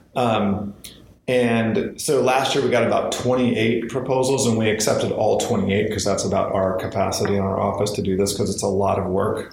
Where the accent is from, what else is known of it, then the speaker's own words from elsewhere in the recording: Southwest Washington, United States; I was born and raised in uh, Southwest Washington